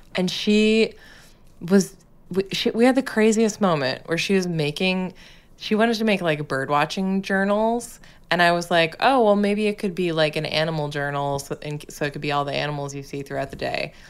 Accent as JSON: {"language": "English", "region": "Massachusetts", "country": "United States", "tie": "born or raised there", "moved": "yes", "said": "my home state"}